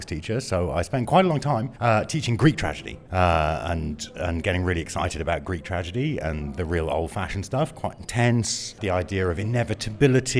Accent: United Kingdom; being British and very British about this

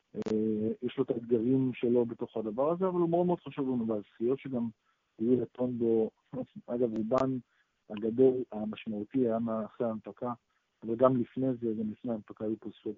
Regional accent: Israel; אנחנו ישראלים

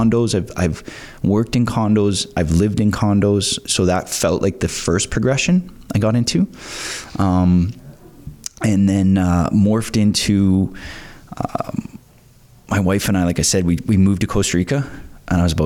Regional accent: Pickering, Ontario, Canada; moved away as an adult; also born or lived in Scarborough / Brighton; now in Prince Edward County, Canada; I grew up in Pickering. So I was born in Scarborough, raised in Pickering

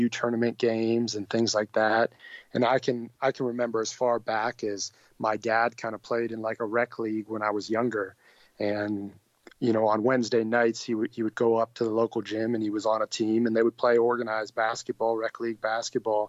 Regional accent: Erie, Pennsylvania, United States; I'm from Erie, Pennsylvania, which is in the top northwest part of the state

